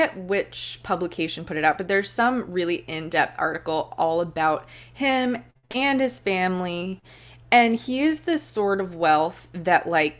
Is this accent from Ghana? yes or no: no; Cayman Islands; Like, I'm going to like get back to the basics and like show people around my hometown, the Cayman Islands.